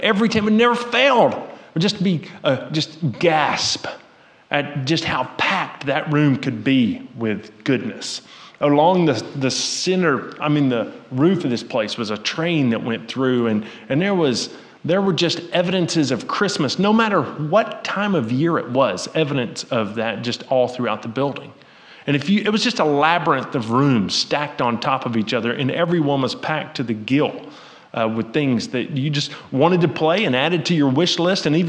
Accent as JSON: {"language": "English", "town": "Rossville", "region": "Georgia", "country": "United States", "tie": "born or raised there", "also_born_or_lived": "East Ridge, Tennessee", "said": "I grew up in Rossville, but most of our day-to-day living was across a state line in East Ridge"}